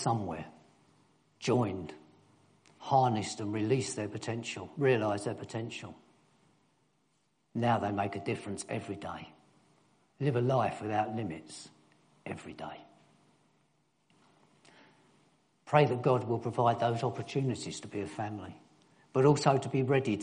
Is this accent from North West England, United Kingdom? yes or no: no; London, United Kingdom; also born or lived in Germany; I was born in East London.